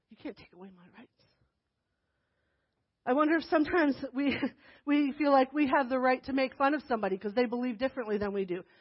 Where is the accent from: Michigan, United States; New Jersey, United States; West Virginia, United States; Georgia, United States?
New Jersey, United States; born there; No, but I was born in New Jersey. I promise. I belong here. I'm from here.